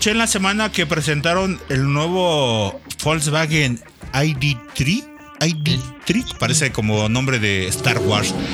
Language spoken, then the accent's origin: Spanish; Mexico City, Mexico; mi tierra es la condesa. Yo acá no soy exiliado, pero